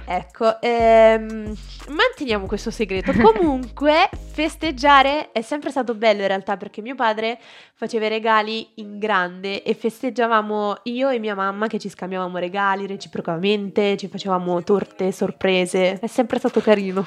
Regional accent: Southern Italy, Italy; io sono del sud

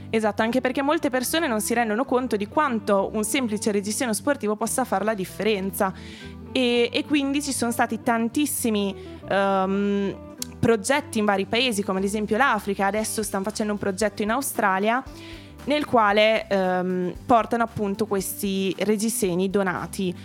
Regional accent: Emilia-Romagna, Italy; now in Milan, Italy; io sono romagnola

